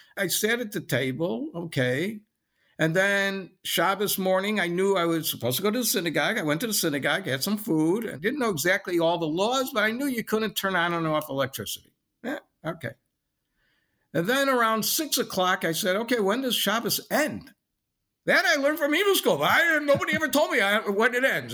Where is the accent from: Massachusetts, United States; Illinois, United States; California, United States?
Illinois, United States; Lincolnwood; also born or lived in Chicago; I was born in Chicago and never really left Chicago. I grew up in Lincolnwood, Illinois, which is a suburb of Chicago